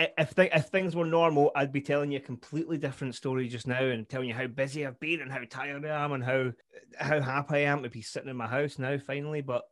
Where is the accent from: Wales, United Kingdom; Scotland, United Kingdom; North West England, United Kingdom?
Scotland, United Kingdom; Glasgow; moved away as an adult; now in Forfar, United Kingdom; Born east end of Glasgow, born and bred.